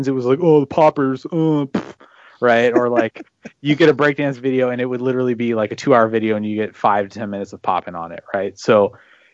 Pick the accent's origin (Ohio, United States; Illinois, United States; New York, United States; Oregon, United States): Oregon, United States; Beaverton; my hometown of Beaverton, mm-hmm. Oregon